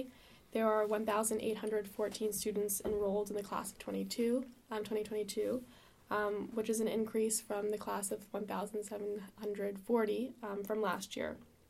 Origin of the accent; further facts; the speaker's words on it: New York, United States; I'm from New York.